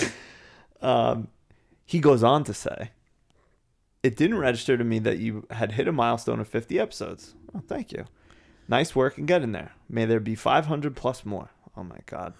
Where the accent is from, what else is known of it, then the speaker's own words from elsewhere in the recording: New England, United States; I kinda just look at myself as an American